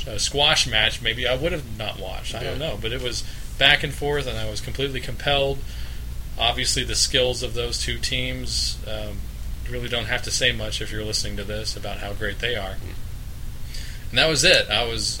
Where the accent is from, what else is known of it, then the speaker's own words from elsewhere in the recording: Abilene, Texas, United States; I grew up in Abilene, Texas